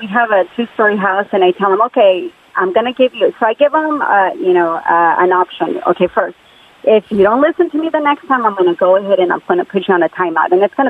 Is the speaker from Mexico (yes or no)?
yes; Mexico; now in San Jose, United States; I'm born and raised in Mexico.